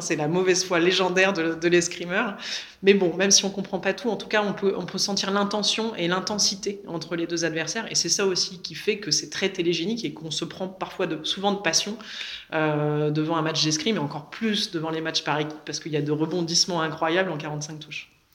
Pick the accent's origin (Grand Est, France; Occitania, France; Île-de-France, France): Île-de-France, France; Le Vésinet; je viens du Vésiné. Euh, j'ai grandi euh, dans la banlieue euh, ouest parisienne